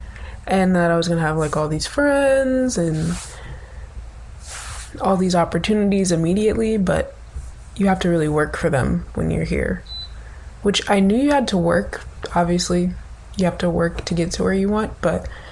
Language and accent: English; North Carolina, United States; moved away as an adult; now in New York, United States; I'm from North Carolina. I pretty much grew up there my entire life